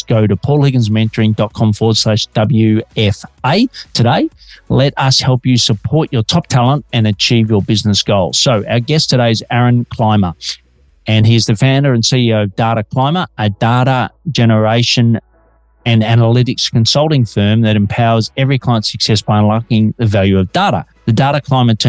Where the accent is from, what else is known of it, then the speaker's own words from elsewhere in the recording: Melbourne, Victoria, Australia; Detecting an accent? I'm an Aussie working globally from Melbourne, Australia.